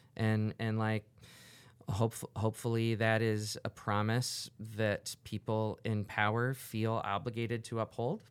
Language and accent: English; Orlando, Florida, United States; also born or lived in New York / Los Angeles / Chicago / New Orleans; now in Cedar Rapids, United States; I grew up in Orlando